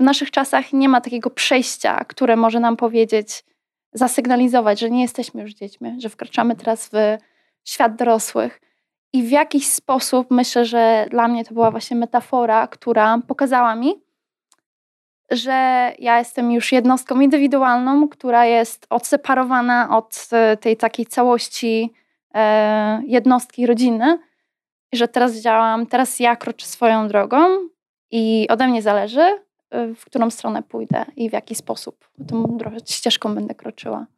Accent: Poland; moved away as an adult; also born or lived in United States; Z jednej strony byłam Polką, z drugiej strony nie czułam się już Polką.

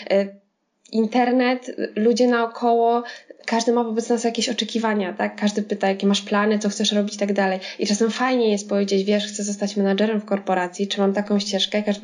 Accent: Warsaw, Masovian Voivodeship, Poland; No nie wiem, nie pochodzę z Brodnicy, tak? Nie, nie, z Warszawy, więc to przejście przez studia, przez jakąś tam drogę zawodową, to wszystko wymagało czasu

